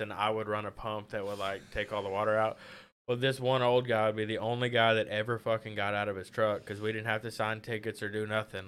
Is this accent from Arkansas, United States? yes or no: yes; Pine Bluff, Arkansas, United States; now in Conway, United States; I'm from Pine Bluff